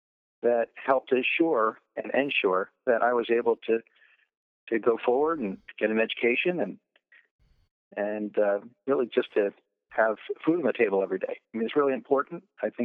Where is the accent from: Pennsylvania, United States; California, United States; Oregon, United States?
Pennsylvania, United States; Havertown; I'm originally from Havertown. I was born there, I was raised there, lived there through not just my formative years